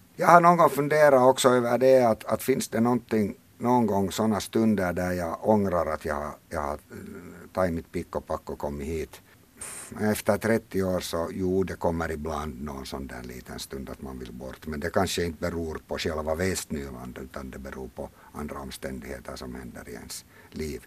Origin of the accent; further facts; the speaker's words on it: Helsinki, Uusimaa, Finland; moved away as an adult; now in Western Uusimaa, Finland; jag är uppvuxen på Drumsö i Helsingfors